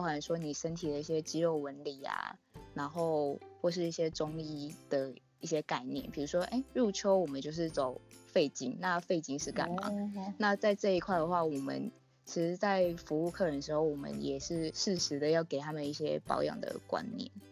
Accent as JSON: {"language": "Chinese", "town": "Taipei", "country": "Taiwan", "said": "我是台北人"}